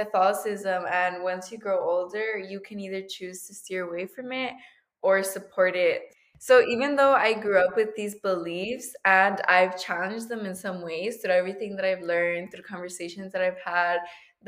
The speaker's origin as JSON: {"language": "English", "country": "United States", "tie": "born or raised there", "said": "I'm a first generation American, and it comes to the question that, is it because I grew up in the United States"}